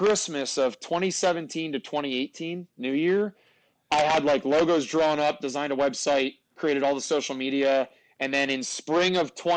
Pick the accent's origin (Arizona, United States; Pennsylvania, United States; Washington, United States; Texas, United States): Pennsylvania, United States; north central; We're two buddies that grew up in, like, north central Pennsylvania